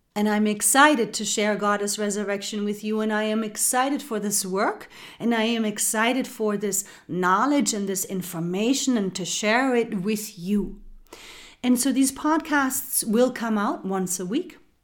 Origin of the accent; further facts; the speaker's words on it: Germany; moved away as an adult; now in United States; I am from Germany. I was born and raised in Germany and I do now live in the United States.